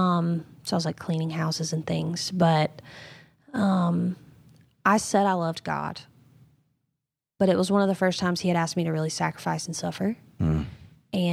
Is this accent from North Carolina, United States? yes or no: yes; North Carolina, United States; now in South Carolina, United States; I grew up in North Carolina, yep, from the coast, moved here to South Carolina, and I've only ever known Bible Belt.